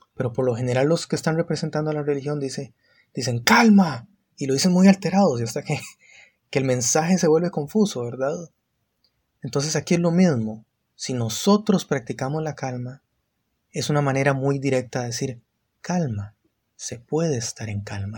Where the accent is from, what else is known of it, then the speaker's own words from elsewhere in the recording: San José, Costa Rica; soy de Costa Rica, San José, ahorita